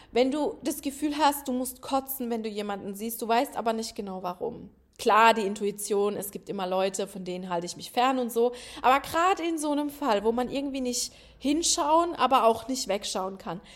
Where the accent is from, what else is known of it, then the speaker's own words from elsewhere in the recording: Rhineland-Palatinate, Germany; moved away; ich komme ja aus einem Dorf, ne, der Felsenland, äh, Rheinland-Pfalz